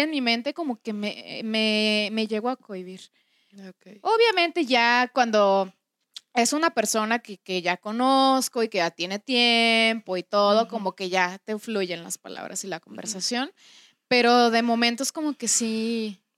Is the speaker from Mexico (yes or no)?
yes; Mexico; first language Spanish; nosotros, que somos mexicanos